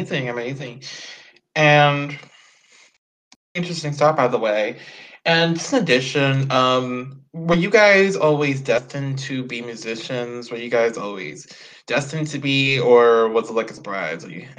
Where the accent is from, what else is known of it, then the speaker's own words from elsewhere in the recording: Houston, Texas, United States; I'm actually in Houston. I was born and raised in Houston.